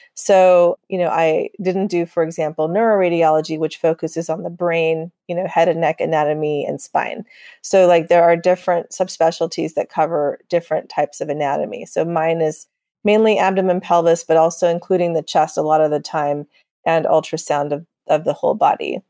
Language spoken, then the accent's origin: English; Texas, United States; also born or lived in overseas; I was born overseas, but I grew up in Texas, so I consider myself a Texan